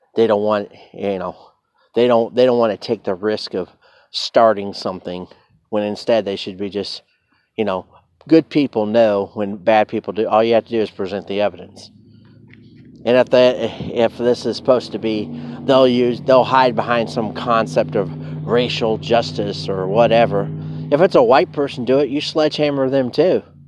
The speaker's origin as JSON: {"language": "English", "country": "United States", "said": "I am American"}